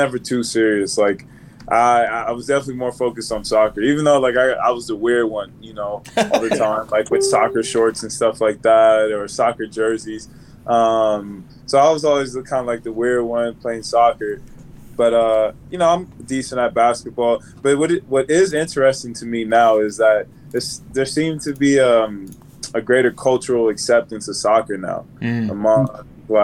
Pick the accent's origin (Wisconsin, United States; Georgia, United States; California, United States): California, United States; Richmond; moved away; we're from Richmond, California